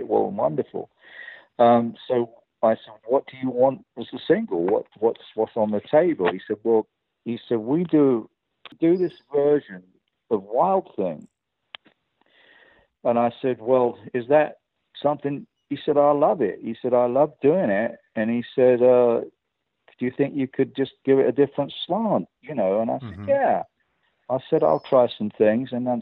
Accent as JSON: {"language": "English", "region": "England", "country": "United Kingdom", "accent": "English"}